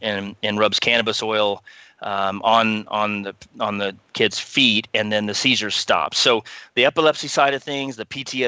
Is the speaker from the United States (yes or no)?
yes; Texas, United States; we grew up in Texas